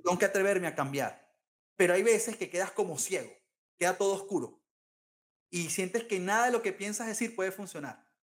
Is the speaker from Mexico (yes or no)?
no; Venezuela; also born or lived in London